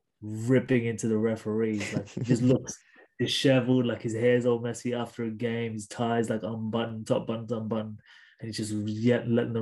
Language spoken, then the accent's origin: English; Sydney, New South Wales, Australia; I guess I'm from Sydney, so there is that hometown loyalty as well.